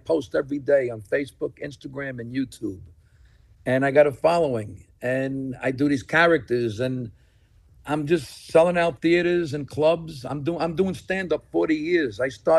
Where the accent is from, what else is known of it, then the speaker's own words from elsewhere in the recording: New York City, New York, United States; accent: Brooklyn; also born or lived in Staten Island; now in New Jersey, United States; Born and raised in Brooklyn. I then moved overseas to Staten Island. And now I'm in New Jersey.